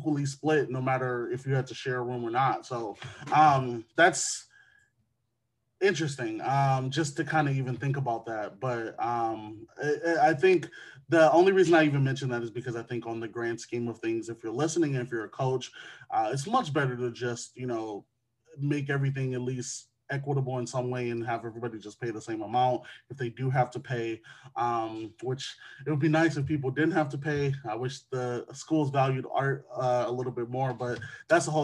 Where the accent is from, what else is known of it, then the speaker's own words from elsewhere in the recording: Wisconsin, United States; my home state of Wisconsin